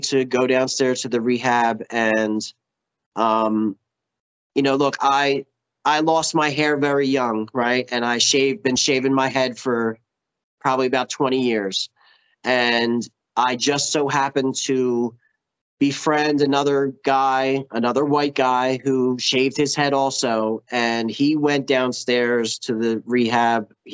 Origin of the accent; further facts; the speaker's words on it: Philadelphia, Pennsylvania, United States; I'm from Philly, so I was going into meetings in Philly